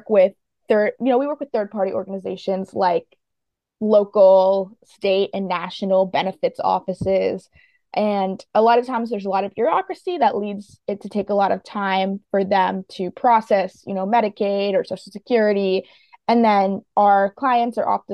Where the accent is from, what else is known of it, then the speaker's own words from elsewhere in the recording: Fairfax, Virginia, United States; I was born in Fairfax, Virginia, and my dad's Turkish and my mom's Colombian. So I did grow up in a really global household